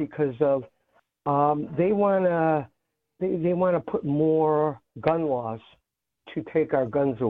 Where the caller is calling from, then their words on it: Chicago, Illinois, United States; I'm calling from Chicago.